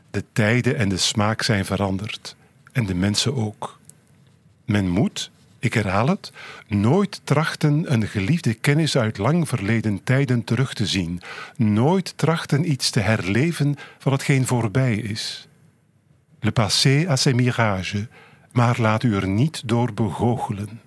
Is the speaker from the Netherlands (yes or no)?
no; Keiem, Flanders, Belgium; moved away as an adult; now in Ghent, Belgium; Ik woon in Gent, maar ik ben van Keiem. Ik ben van Gent, maar ik ben grootgebracht in Keijem.